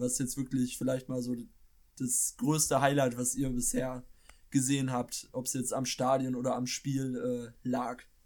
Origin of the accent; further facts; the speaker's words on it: Schleswig-Holstein, Germany; ich komme aus Schleswig-Holstein